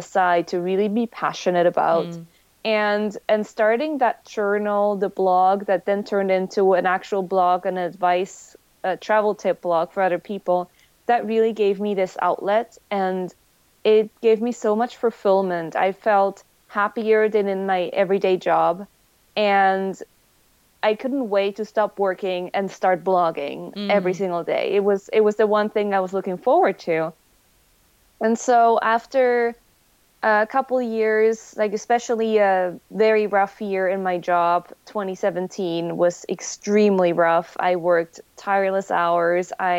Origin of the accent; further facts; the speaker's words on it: Switzerland; English is a second language; moved away as an adult; now in United States; I'm originally from Switzerland. And I moved to the US for work together with Kyle.